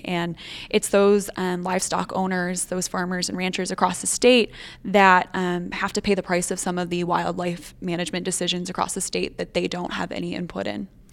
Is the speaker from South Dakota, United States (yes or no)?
yes; northeastern South Dakota, United States; moved away as an adult; also born or lived in Bozeman, Montana; now in Montana, United States; I am originally from northeastern South Dakota, up on the border of North Dakota and Minnesota.